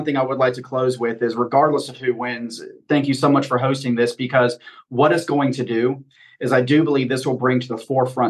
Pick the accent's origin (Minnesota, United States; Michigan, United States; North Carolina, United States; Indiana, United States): North Carolina, United States; Charlotte; now in Belmont, United States; So I've only been in Belmont for 3 years. I'm a lifelong North Carolinian, born and raised in Charlotte.